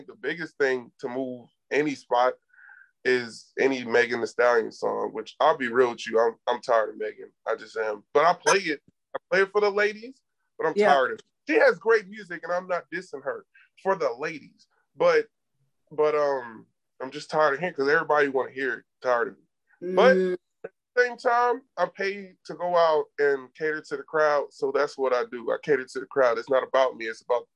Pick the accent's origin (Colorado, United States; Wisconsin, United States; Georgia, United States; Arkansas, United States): Georgia, United States; Atlanta; moved away as an adult; now in San Antonio, United States; I grew up in Atlanta.